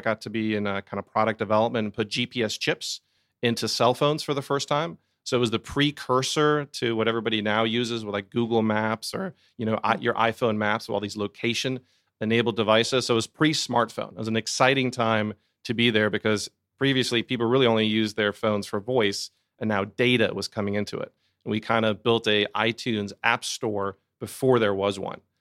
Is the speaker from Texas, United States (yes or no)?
no; Sandy Springs, Georgia, United States; I'm an Atlanta native. I grew up here in Sandy Springs.